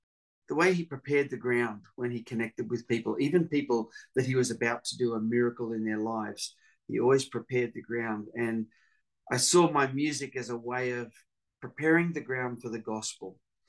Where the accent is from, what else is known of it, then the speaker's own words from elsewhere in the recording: Papua New Guinea; I grew up in Papua New Guinea, so I had a real love for indigenous people groups, and that's where my music has taken me over the years.